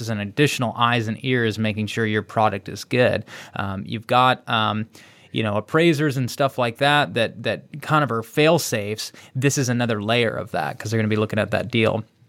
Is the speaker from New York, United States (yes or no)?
no; Texas, United States; I'm from Texas. I was born in Texas. I get it. You know, I will die a Texan.